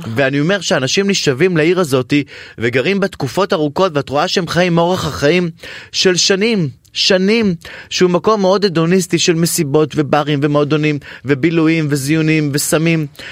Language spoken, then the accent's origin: Hebrew; Ramla, Central District, Israel; אני גדלתי בבית של השייח של רמלה